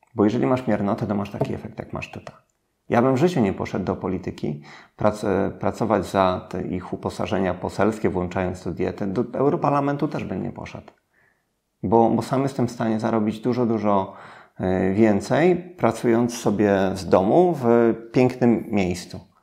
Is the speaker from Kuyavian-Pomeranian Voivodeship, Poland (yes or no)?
yes; Włocławek, Kuyavian-Pomeranian Voivodeship, Poland; Ja pochodzę z Włocławka, bezrobocie na poziomie 30%